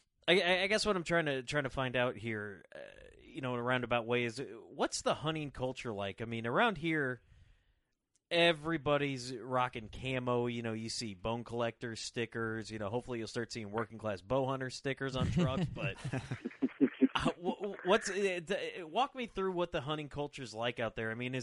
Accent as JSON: {"language": "English", "town": "Rock Island", "region": "Illinois", "country": "United States", "tie": "born or raised there", "said": "my hometown of Rock Island, Illinois, I mean, you know, it's a city, you know, there's not much there"}